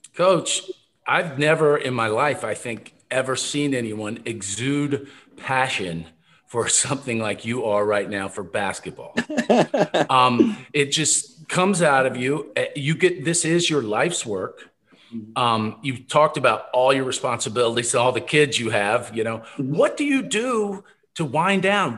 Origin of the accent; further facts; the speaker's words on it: Lexington, Kentucky, United States; now in Austin, United States; I'm from Lexington with Rex, so grew up Kentucky fan